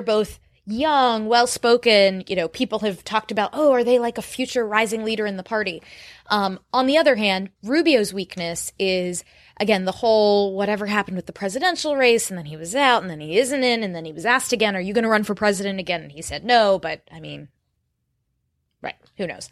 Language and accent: English; Florida, United States; born or raised there